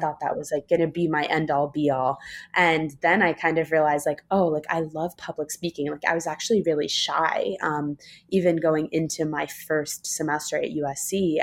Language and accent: English; New York City, New York, United States; moved away as an adult; also born or lived in Los Angeles; I grew up in New York City on the Upper East Side